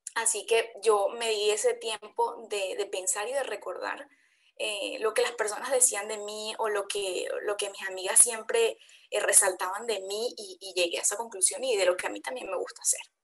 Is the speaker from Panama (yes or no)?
no; Venezuela; Soy venezolana también